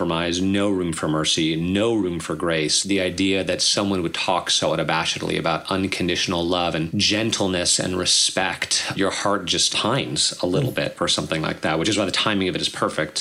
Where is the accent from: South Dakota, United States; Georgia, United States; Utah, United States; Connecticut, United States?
Connecticut, United States; when I was, you know, 4 and 5 years old growing up in Connecticut